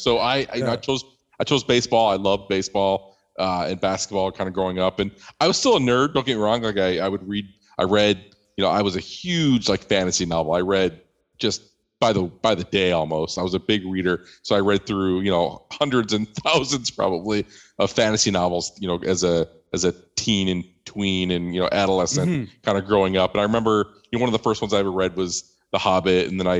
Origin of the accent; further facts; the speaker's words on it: Midwest, United States; I grew up in the Midwest here of the U.S.